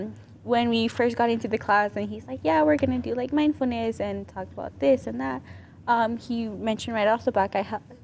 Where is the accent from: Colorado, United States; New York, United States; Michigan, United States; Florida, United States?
Colorado, United States; Aurora; I'm from Aurora